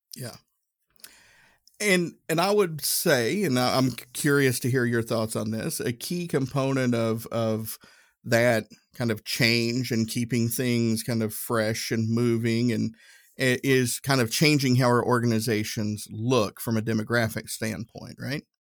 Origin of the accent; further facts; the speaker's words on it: Tennessee, United States; I'm from Tennessee